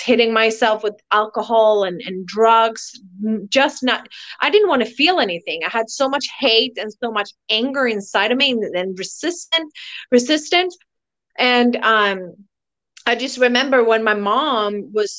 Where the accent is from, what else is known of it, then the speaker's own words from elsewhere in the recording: Tyresö, Stockholm County, Sweden; now in Costa Rica; I'm actually from Sweden in a little small town called Tyresö, but I'm living in Costa Rica